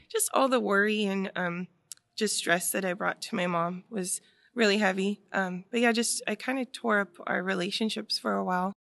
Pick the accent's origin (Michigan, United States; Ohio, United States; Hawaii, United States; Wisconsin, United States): Hawaii, United States; Waipahu; also born or lived in Waianae; we ended up getting a place in Royal Kinnear that's a part of Waipahu